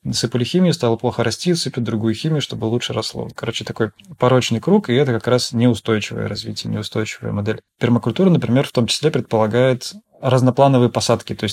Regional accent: Saint Petersburg, Russia; Я вообще сам из Питера. Жил тогда в Питере

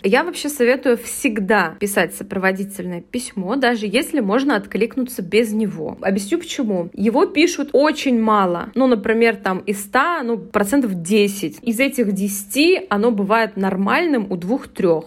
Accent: Kazan, Tatarstan, Russia; я там из Казани

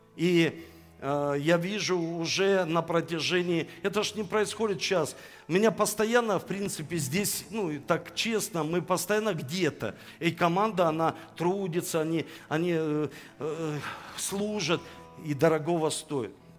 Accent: Saint Petersburg, Russia; now in Rostov-on-Don, Russia; я родился в Санкт-Петербурге

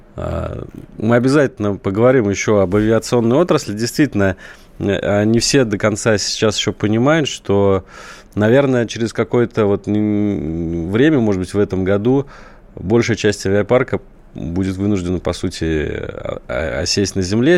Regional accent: Saratov, Saratov Oblast, Russia; Я вот родом из Саратова

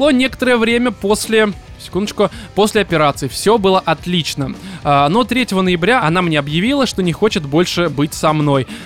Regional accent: Blagoveshchensk, Amur Oblast, Russia; born there; Родился в Благовещенске республики Амурской области на границе с Китаем.

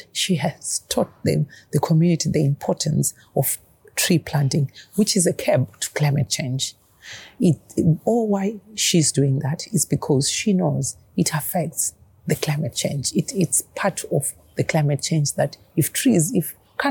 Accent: Zimbabwe

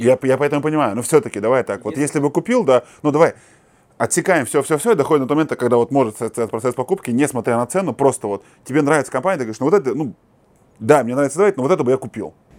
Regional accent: Kazakhstan; Мы, казахи

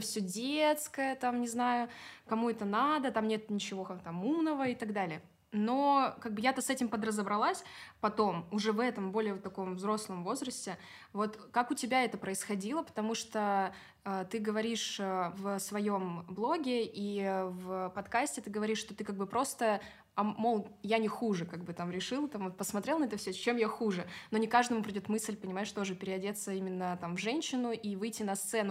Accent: Kaliningrad Oblast, Russia; moved away as an adult; now in Moscow, Russia; откуда я приехала, из Калининградской области.

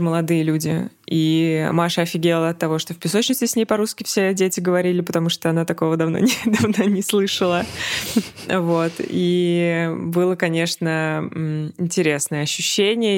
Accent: Russia; moved away; мы из России.

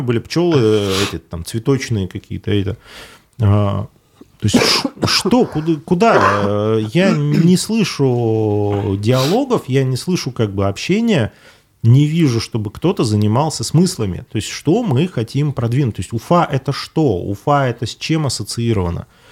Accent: Ufa, Bashkortostan, Russia; я из Уфы

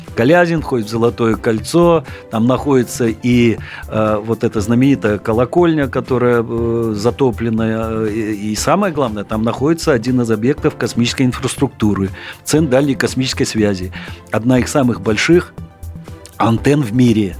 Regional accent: Mozyr, Gomel Region, Belarus; also born or lived in Saint Petersburg; now in Moscow, Russia; Родился я в Наполесе, город Мозырь. Гомельской области

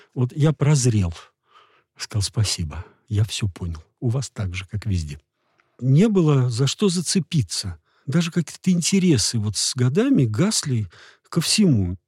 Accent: Moscow, Russia; я из Москвы

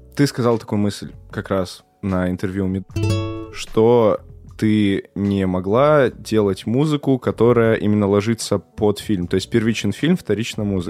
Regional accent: Perm, Perm Krai, Russia; я сам из Перми

